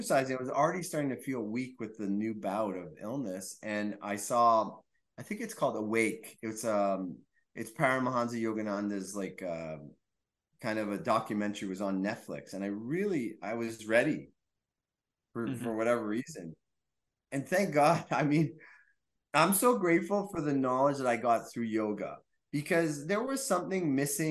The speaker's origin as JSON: {"language": "English", "region": "Quebec", "country": "Canada", "said": "I'm from Quebec."}